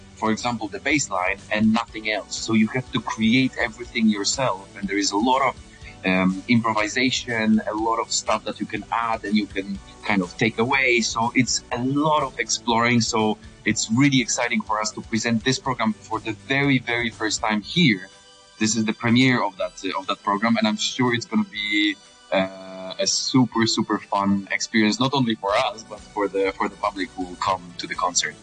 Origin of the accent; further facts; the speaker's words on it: Poland; I'm a countertenor from Poland.